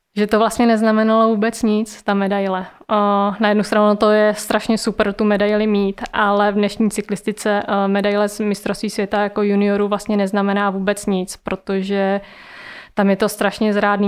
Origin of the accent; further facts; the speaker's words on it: Brandýs, Czechia; jsme měli v Brandýse, odkud pocházím